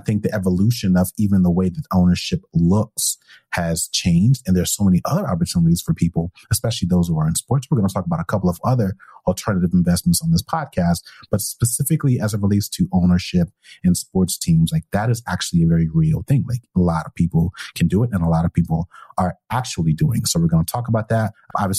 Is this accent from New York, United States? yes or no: yes; New York, United States; I grew up in New York